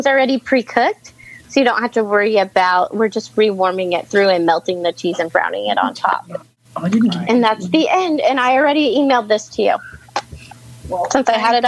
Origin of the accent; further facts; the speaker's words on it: Mesa, Arizona, United States; I am from Mesa, Arizona.